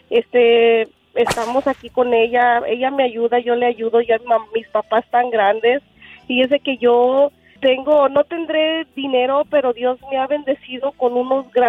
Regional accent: Unión de San Antonio, Jalisco, Mexico; Unión de San Antonio, Jalisco.

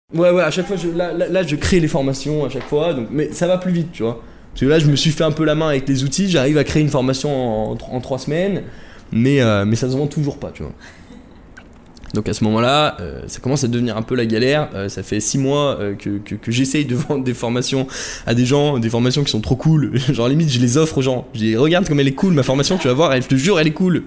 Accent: Chambéry, Auvergne-Rhône-Alpes, France; moved away as an adult; also born or lived in Paris; je vais retourner dans ma ville natale à Chambéry, dans, dans, les Alpes, en Savoie

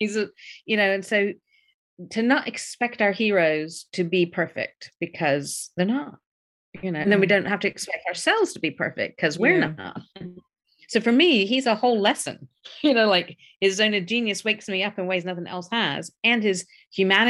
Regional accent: Memphis, Tennessee, United States; I grew up in the South in America

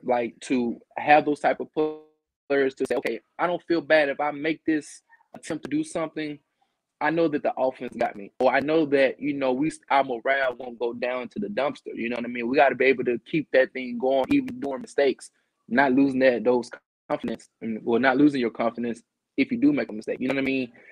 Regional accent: Natchez, Mississippi, United States; I'm from Mississippi

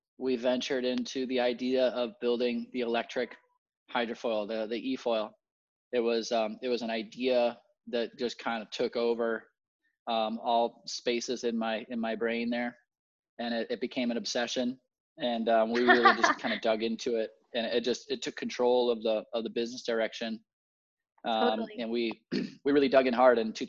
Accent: Puerto Rico; I was born and raised in Puerto Rico

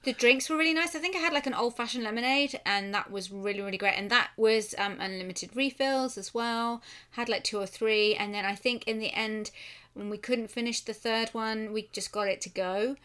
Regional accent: United Kingdom; I'm British

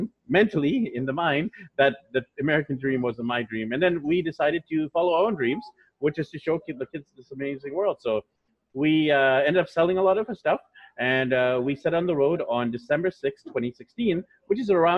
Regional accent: Vancouver, British Columbia, Canada; moved away as an adult; also born or lived in Japan; now in Manila, Philippines; So I'm from Vancouver, BC, Canada. So just north of you over there in the US. And I was born there, raised there, grew up there

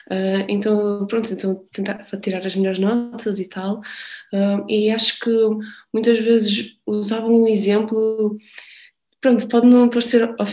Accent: Portugal; Eu não, eh, sou portuguesa.

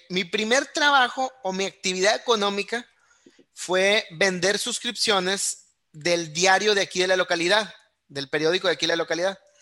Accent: Monterrey, Nuevo León, Mexico; yo soy nacido y criado aquí en Monterrey

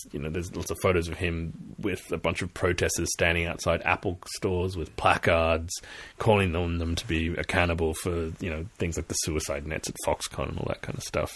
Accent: Australia; moved away; I'm Australian originally, and from here I seeing my country burn

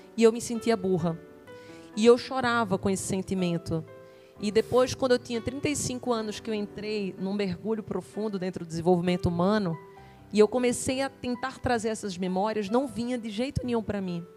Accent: Recife, Pernambuco, Brazil; moved away; also born or lived in Campinas; somos de Recife

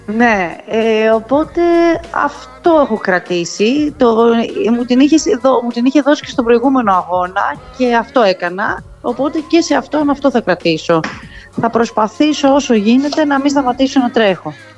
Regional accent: Naxos, South Aegean, Greece; now in Sparta, Greece; μπορεί να είμαι από την Άξο αλλά επειδή μένω εδώ είναι η πόλη μου

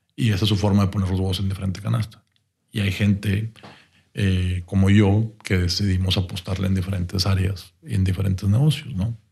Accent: Monterrey, Nuevo León, Mexico; como buenos regios

